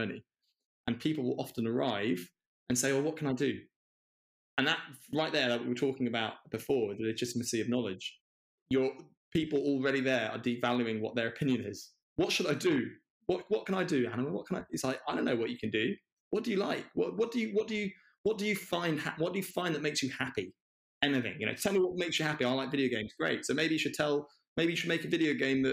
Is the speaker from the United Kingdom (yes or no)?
yes; London, United Kingdom; growing up in London, as a middle-class white man